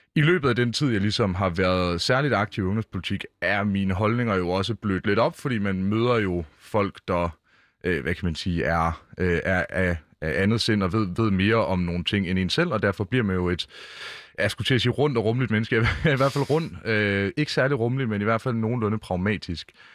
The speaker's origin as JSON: {"language": "Danish", "town": "Mårslet", "region": "Central Denmark Region", "country": "Denmark", "tie": "born or raised there", "moved": "yes", "lives_now": "Copenhagen, Denmark", "said": "i Morslet, hvor jeg voksede op"}